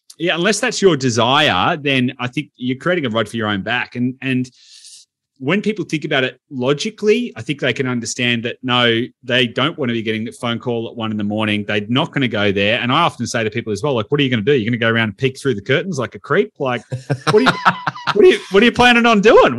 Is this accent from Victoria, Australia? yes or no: yes; Victoria, Australia; I'm from Victoria